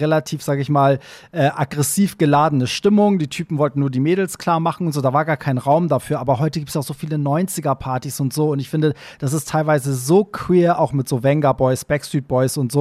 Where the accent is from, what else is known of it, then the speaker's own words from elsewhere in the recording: Hamburg, Germany; also born or lived in Iran; Hamburg ist halt immer auch für mich am anstrengendsten, weil das halt meine Heimatstadt ist